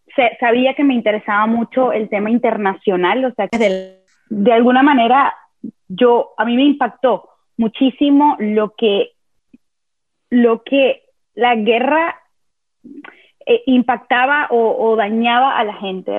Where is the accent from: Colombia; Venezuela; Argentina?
Venezuela; yo nací y crecí en Venezuela